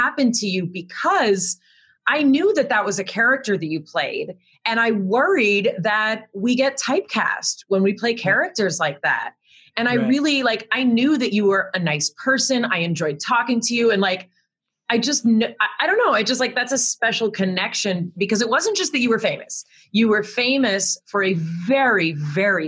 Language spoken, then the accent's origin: English; Los Angeles, California, United States; also born or lived in San Diego; I grew up in Los Angeles, where I was one of the only white children in all of my classes